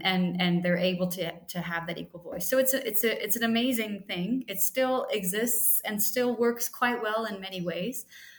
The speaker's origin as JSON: {"language": "English", "town": "Valparaiso", "region": "Indiana", "country": "United States", "tie": "born or raised there", "also_born_or_lived": "Geneva, Switzerland / Bonn, Germany / New York, United States", "moved": "as an adult", "lives_now": "Kenya", "said": "my hometown of Valparaiso"}